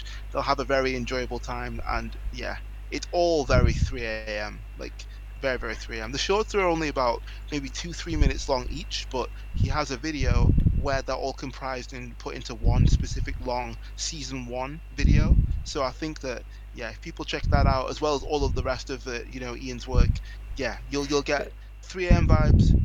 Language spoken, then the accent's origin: English; England, United Kingdom; I'm from England